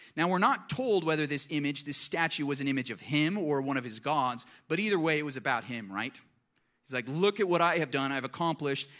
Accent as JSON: {"language": "English", "town": "Colorado Springs", "region": "Colorado", "country": "United States", "tie": "born or raised there", "said": "I grew up in Colorado Springs"}